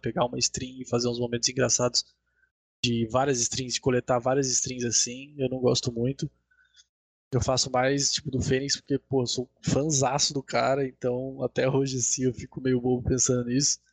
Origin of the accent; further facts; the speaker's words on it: Sorocaba, São Paulo, Brazil; eu sou de Sorocaba também